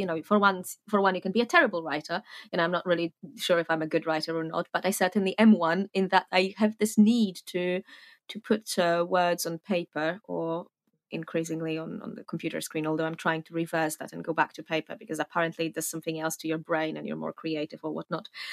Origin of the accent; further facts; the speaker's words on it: Warsaw, Masovian Voivodeship, Poland; moved away as an adult; now in Fontainebleau, France; I was born in Warsaw, Poland, where I lived until I was about twenty